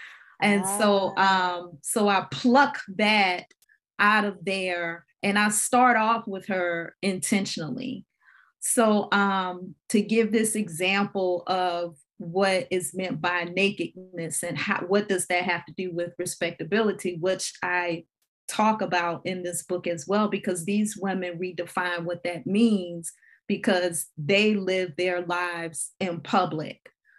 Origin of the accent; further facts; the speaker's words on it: New Orleans, Louisiana, United States; growing up in the New Orleans area and growing up in churches